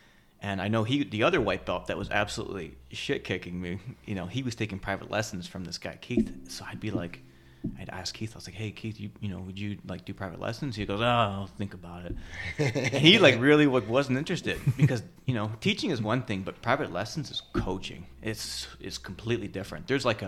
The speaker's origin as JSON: {"language": "English", "country": "Canada", "moved": "as an adult", "lives_now": "United States", "said": "Met Aria, got married, and then immigrated to the U.S. Yeah, I'm Canadian, by the way. I don't have a speech impediment, Max. It's just I'm Canadian, and then I stopped talking like a Canadian, so there's gaps."}